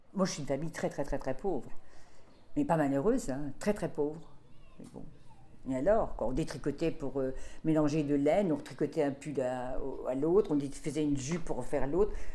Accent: Deux-Sèvres, Nouvelle-Aquitaine, France; now in Paris, France; je suis née dans les Deux-Sèvres

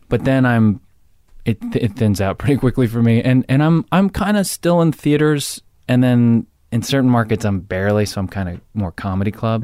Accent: Jersey Shore, New Jersey, United States; I'm from Jersey Shore

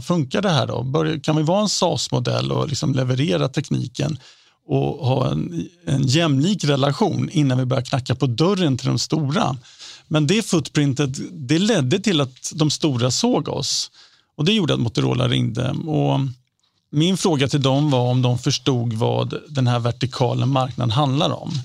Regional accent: Sweden; som svensk

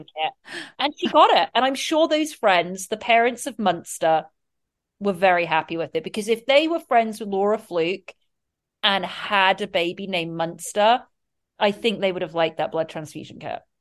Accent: England, United Kingdom; excuse my accent

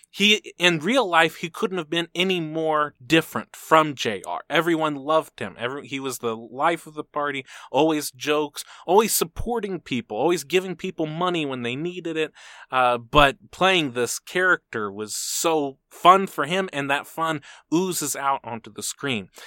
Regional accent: Texas, United States; As a Texan

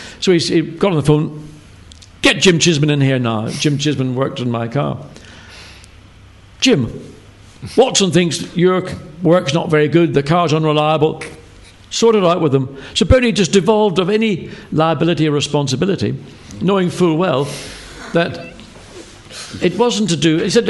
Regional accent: Ireland; moved away as an adult; And when I came over from Ireland, whenever I started in 1970, racing in Formula 2

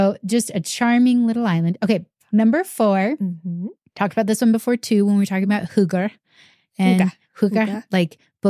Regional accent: United States; we're American and this is pretty warm.

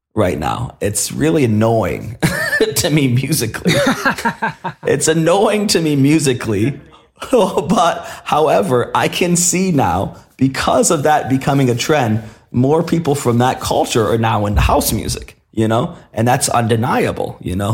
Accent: Detroit, Michigan, United States; moved away as an adult; also born or lived in Berlin; growing up in Detroit

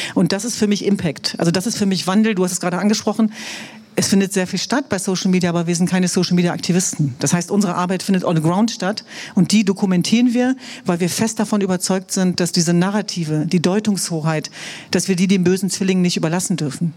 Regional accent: Hanover, Lower Saxony, Germany; German is a second language; Wir sind aber glücklicherweise in Hannover zur Welt gekommen

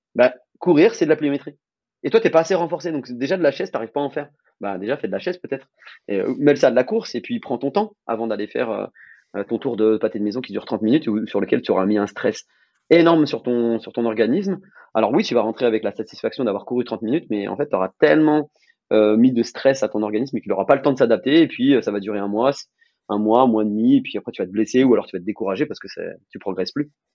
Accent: France; en tant que Français

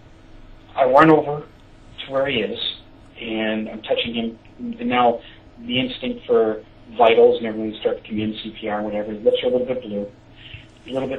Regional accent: Sarnia, Ontario, Canada; my hometown, Sarnia

